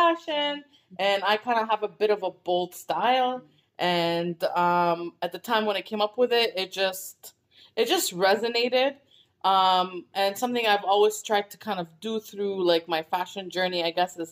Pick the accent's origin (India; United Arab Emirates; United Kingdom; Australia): United Arab Emirates; Abu Dhabi; English is a second language; moved away; I was born and raised in Abu Dhabi